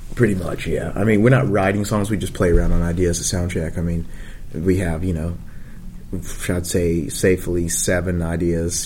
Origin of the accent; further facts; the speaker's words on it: the South, United States; we were from the South